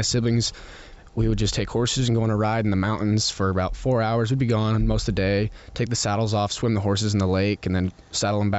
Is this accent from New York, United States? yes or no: no; Utah, United States; Growing up in Utah is really awesome